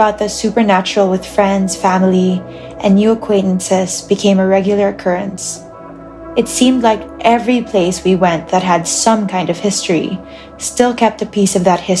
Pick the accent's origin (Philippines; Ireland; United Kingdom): Philippines; Muntinlupa, Metro Manila; I was born and raised in the Philippines, south side of Metro Manila and Muntinlupa City.